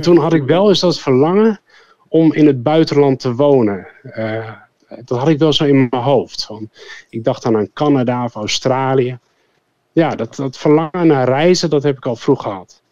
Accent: Zwolle, Overijssel, Netherlands; moved away as an adult; also born or lived in Fortaleza, Brazil; ik zit nu in het huis waar ik geboren ben

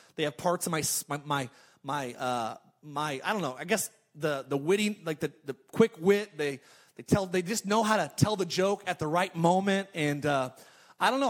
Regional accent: California, United States; moved away; I'm actually from California

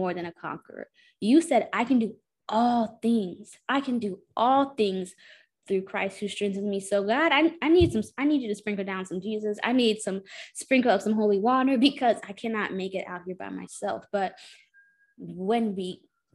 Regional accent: Houston, Texas, United States; I'm from Houston, Texas. I'm from the burbs of Houston, Texas.

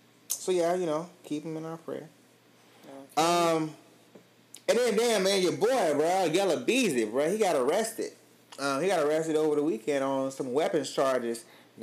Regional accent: Atlanta, Georgia, United States; I was born and raised in Atlanta, Georgia, and I have tremendous love for my city, but it's chaotic out here.

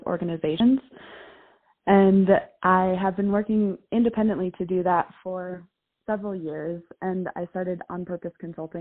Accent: Minnesota, United States; I grew up in Minnesota, went to the University of Minnesota

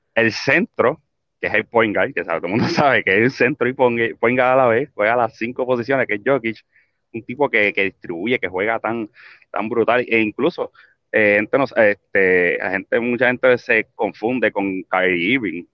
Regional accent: Puerto Rico; país donde nosotros nos crecimos, donde somos, de Puerto Rico

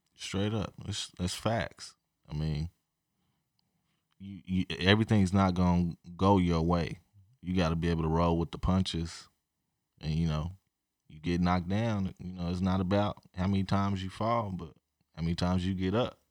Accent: Edmond, Oklahoma, United States; I grew up in Edmond, Oklahoma

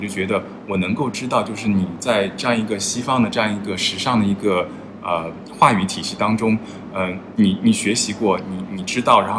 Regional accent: China; now in London, United Kingdom; 就是我其实并不是太强调，就是说我是中国人，我是

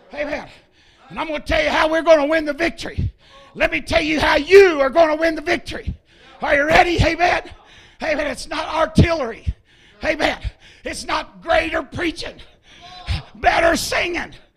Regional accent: Ohio, United States; moved away as an adult; now in Tennessee, United States; I am from Ohio originally. I've been in Tennessee 15 years pastoring

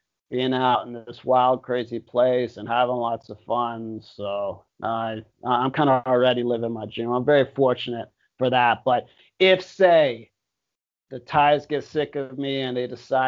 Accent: Miami, Florida, United States; moved away as an adult; now in Thailand; I lived in South Beach and I love Miami. I love my hometown

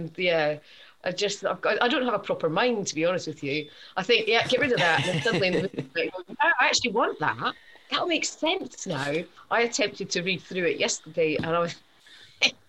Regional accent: Scotland, United Kingdom; now in England; I'm Scottish

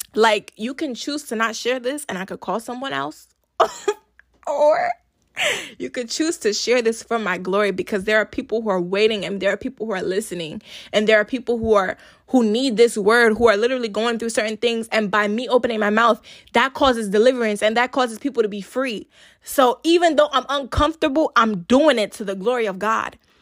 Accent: Nigeria; I'm a Nigerian girl

